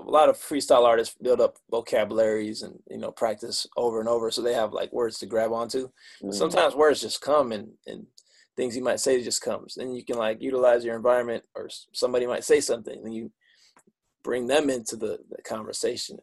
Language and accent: English; Michigan, United States; I'm from Michigan